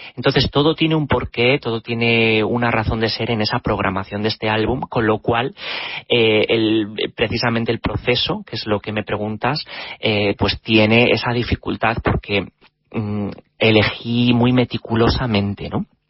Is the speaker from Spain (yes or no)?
yes; Spain; now in London, United Kingdom; mi país de origen, que es España.